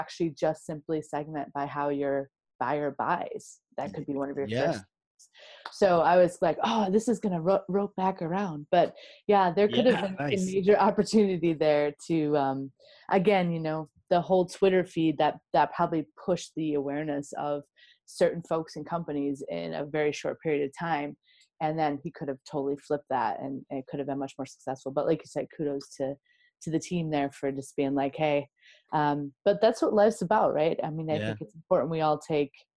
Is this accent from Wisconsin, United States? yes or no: yes; Wisconsin, United States; I'm a Wisco girl, born and raised